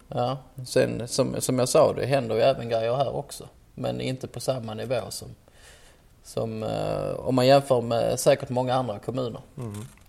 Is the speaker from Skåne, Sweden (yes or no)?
yes; Ystad, Skåne, Sweden; moved away as an adult; also born or lived in Malmö; now in Stockholm, Sweden; jag kommer från Skåne som de flesta hör och kommer ifrån eh, den fantastiskt trevliga staden Ystad, Wallanderstaden